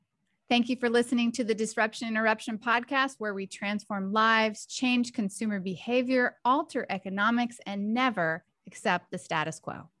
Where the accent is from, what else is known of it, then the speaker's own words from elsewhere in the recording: the South, United States; I'm from the South